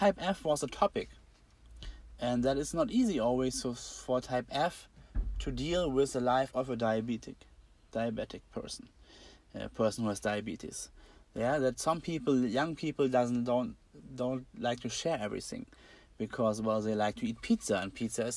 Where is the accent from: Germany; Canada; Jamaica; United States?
Germany; Braunschweig, Lower Saxony; I'm from Germany, Braunschweig is a city